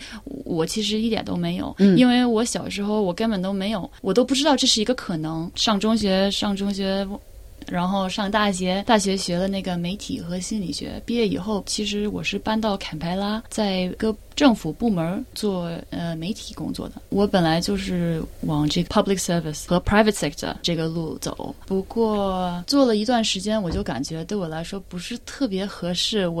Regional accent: Melbourne, Victoria, Australia; also born or lived in Beijing; 我是在墨尔本出生长大的，嗯，呃，然后我的父母是中国人，大概八七年八七年呃移民到澳大利亚，所以我大多数的时间就是在这里。

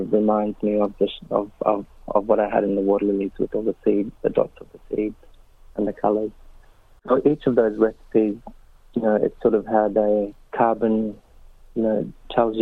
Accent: Kakadu, Northern Territory, Australia; our lived experience growing up in Kakadu

